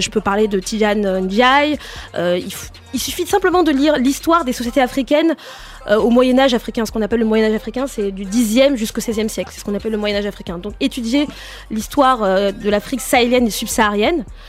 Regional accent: France; je suis née en France

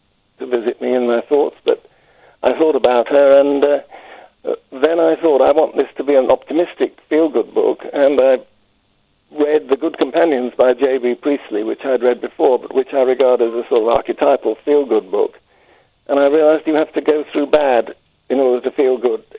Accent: London, United Kingdom; now in Harrogate, United Kingdom; I'm a Londoner, but I've moved steadily northwards

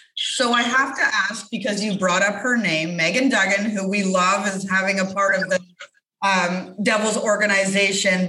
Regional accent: Canada; as a Canadian

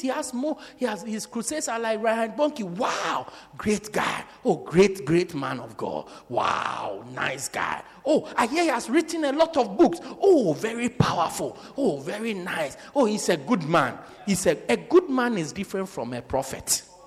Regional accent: South Africa; From South Africa

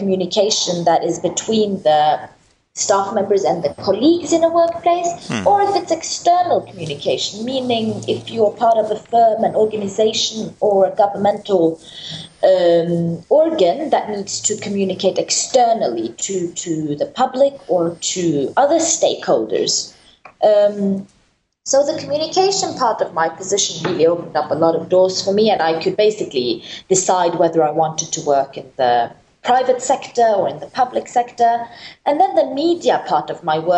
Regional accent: Oslo, Norway; moved away as an adult; also born or lived in Rome, Italy; now in Iraq; I'm from Norway, more specifically the capital, Oslo. But I am myself a child of refugee parents from Kurdistan

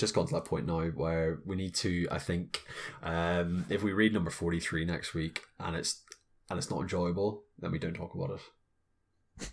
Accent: Belfast, Northern Ireland, United Kingdom; we're two folks from Belfast

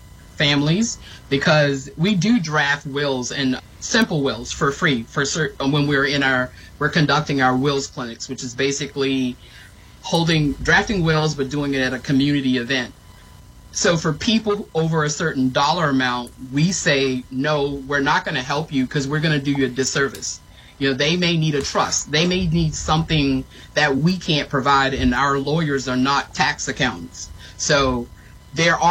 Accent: the South, United States; I grew up in the South.

